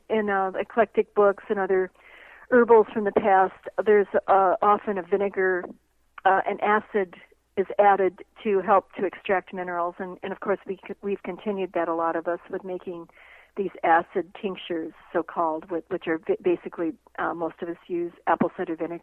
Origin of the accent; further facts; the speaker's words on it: United States; as an American